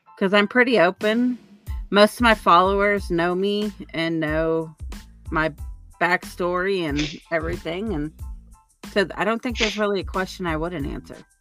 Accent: Oklahoma, United States; moved away; I'm originally from Oklahoma

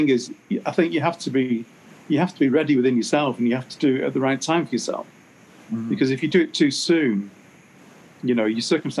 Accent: Canada; now in United States; So then I'm working in the US as a Canadian with my Canadian passport

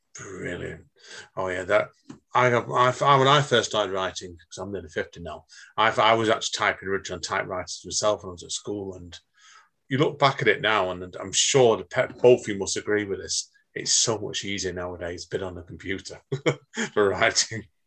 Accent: Manchester, North West England, United Kingdom; I was born myself in Manchester

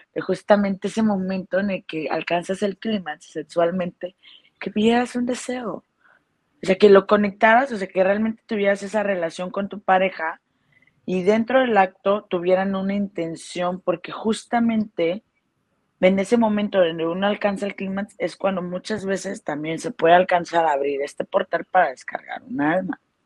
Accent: Mexico; also born or lived in Guadalajara; now in Playa del Carmen, Mexico; soy mexicana

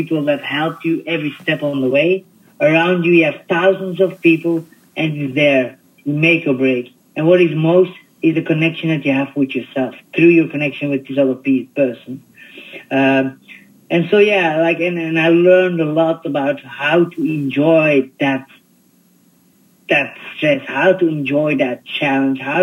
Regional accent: Belgium; I was born in Belgium

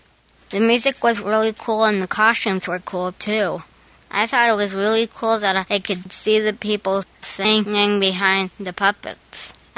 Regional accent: Indianapolis, Indiana, United States; I'm 10 years old. I'm from Indianapolis

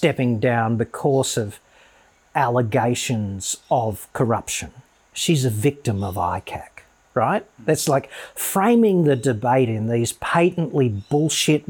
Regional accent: Australia; the Australia that you and I grew up

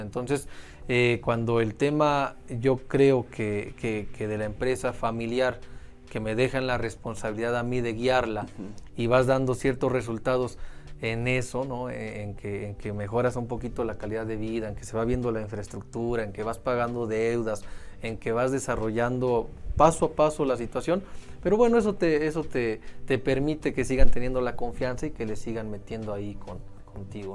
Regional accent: Mexico; somos mexicanos

